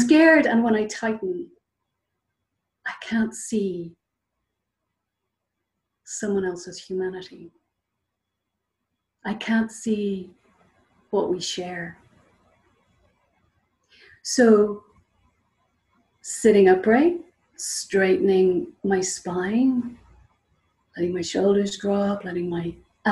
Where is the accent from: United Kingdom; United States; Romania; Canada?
United Kingdom; Northern Ireland; I'm happy to be Irish.